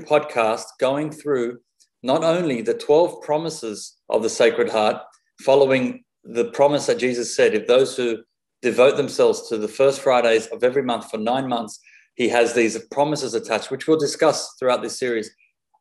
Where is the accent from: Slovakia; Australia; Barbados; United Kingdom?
Australia; I am born and raised in Australia, but my mother is from Lebanon. My father's from Colombia in South America